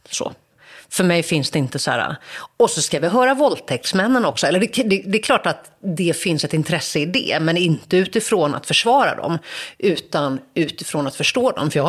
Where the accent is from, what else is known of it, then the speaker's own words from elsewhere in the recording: Gothenburg, Västra Götaland, Sweden; men så där växte jag upp och det var en otroligt skyddad verkstad. Alltså verkligen så här, både ekonomiskt och socialt och en naivitet och en liksom nästan världsfrånvändhet. Att jag liksom hade ganska lite koll på hur människor i andra delar av Göteborg hade det.